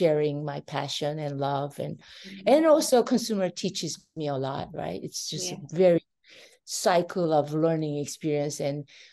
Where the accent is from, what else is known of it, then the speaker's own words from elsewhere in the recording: Seoul, South Korea; English is a second language; moved away as an adult; now in United States; I was born in Seoul, Korea